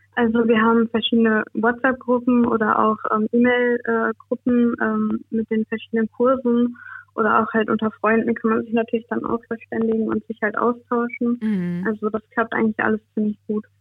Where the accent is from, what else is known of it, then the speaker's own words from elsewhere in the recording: Münster, North Rhine-Westphalia, Germany; Ich komme aus Münster, aus Nordrhein-Westfalen